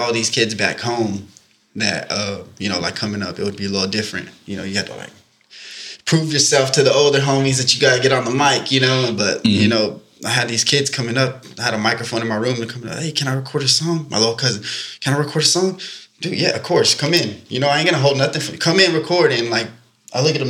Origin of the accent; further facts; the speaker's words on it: Central Valley, California, United States; moved away; I'm from the Central Valley